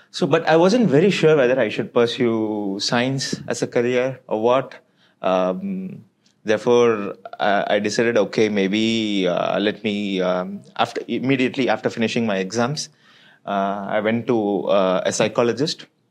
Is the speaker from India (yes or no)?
yes; Chennai, Tamil Nadu, India; moved away; also born or lived in Belgium; I was born and brought up in Chennai